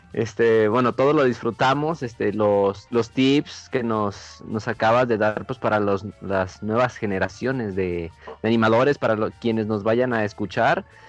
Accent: Mexico; como buenos mexicanos

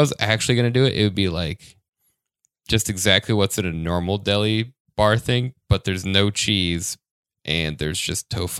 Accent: Denver, Colorado, United States; I'm from Denver, so any type of boat fascinates me.

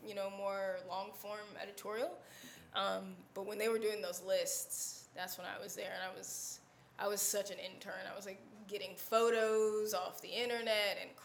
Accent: New Jersey, United States; moved away as an adult; also born or lived in Washington, D.C.; now in New York, United States; I'm originally from New Jersey

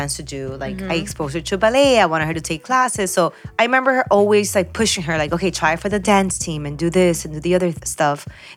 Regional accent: Peru; now in Miami, United States; I was born in Peru.

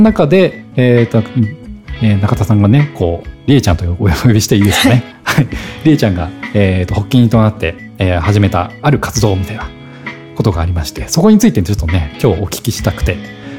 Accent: Zushi, Kanagawa, Japan; 僕逗子出身

